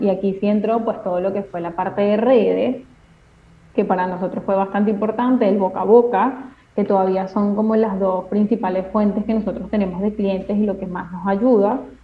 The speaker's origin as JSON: {"language": "Spanish", "country": "Venezuela", "moved": "as an adult", "lives_now": "Argentina", "said": "soy venezolana"}